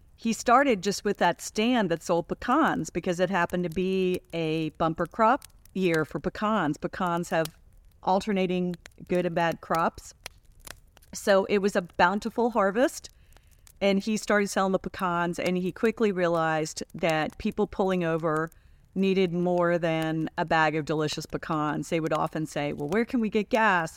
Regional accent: Washington, District of Columbia, United States; we grew up in Washington, D.C.

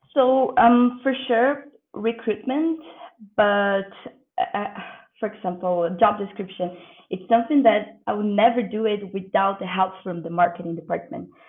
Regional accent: Brazil; I'm from Brazil

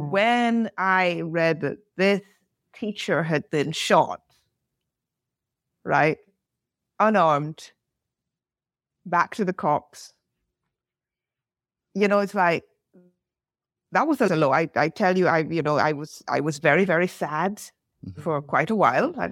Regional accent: United Kingdom; i am British Barbadian. I don't live in the US. I have cousins. I have a sister in the US.

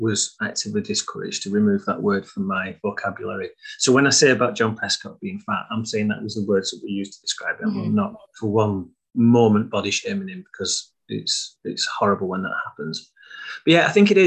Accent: Blackburn, North West England, United Kingdom; accent: northern; I'm not from Preston, I'm from Blackburn

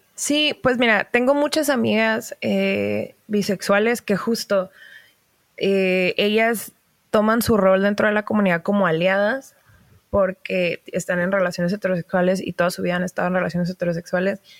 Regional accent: Baja California, Mexico; also born or lived in Mexico City; soy norteña

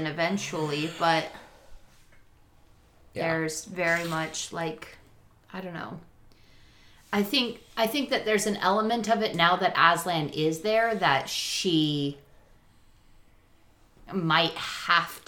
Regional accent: California, United States; I grew up in California

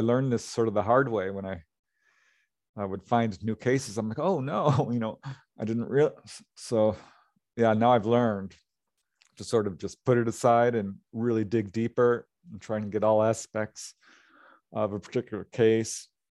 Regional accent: Topanga, California, United States; this is my hometown and I know a lot of people there

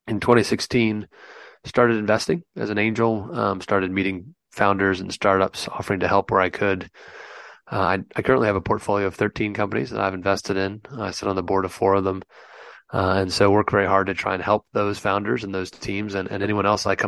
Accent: United States; accent: American; moved away as an adult; now in London, United Kingdom; as you can tell by my funny accent, I'm an American. They shipped me over here in 2010 to help the European operation get up off the ground

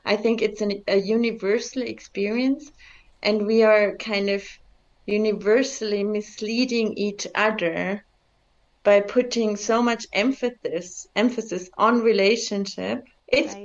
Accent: Bavaria, Germany; also born or lived in Czech Republic; now in India; I grew up in Bavaria, and my parents didn't. We were immigrants actually from Czech Republic. I was born behind the Iron Curtain

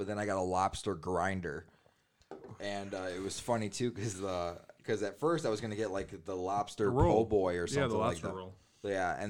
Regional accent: Detroit, Michigan, United States; no, we're from Detroit.

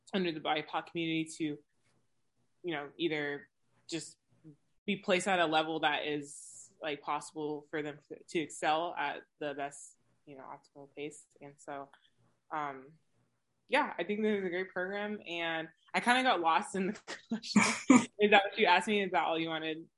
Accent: West Coast, United States; So I'm located, or I'm from the West Coast

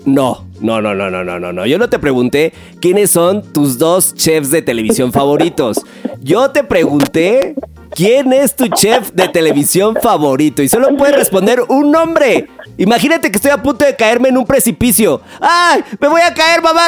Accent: Mexico; somos mexicanos

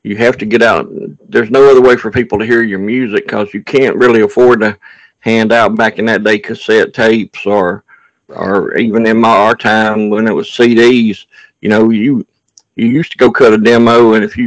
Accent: United States; accent: redneck

